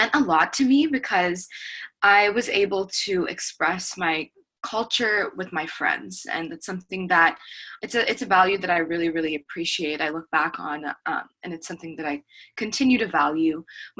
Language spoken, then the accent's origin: English; Oklahoma, United States; moved away as an adult; I'm from Oklahoma, so there was about 800 people in my graduating class